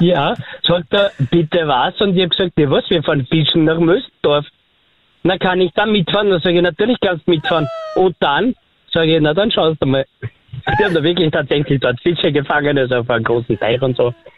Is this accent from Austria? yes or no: yes; Vöcklabruck district, Upper Austria, Austria; ich komme aus dem Bezirk Vöcklerbruck